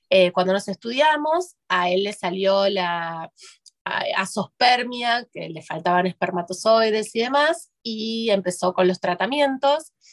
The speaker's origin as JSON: {"language": "Spanish", "region": "Buenos Aires", "country": "Argentina", "said": "soy de Buenos Aires, de Argentina, vivo en Argentina. Eh, mi segundo hogar es allá porque tengo parte de mi familia en España"}